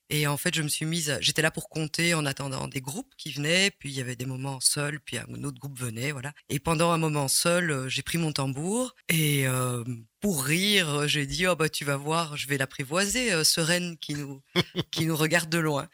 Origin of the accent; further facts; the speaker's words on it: Ottignies, Wallonia, Belgium; also born or lived in Rixensart; now in Rochefort, Belgium; Je suis né à Otigny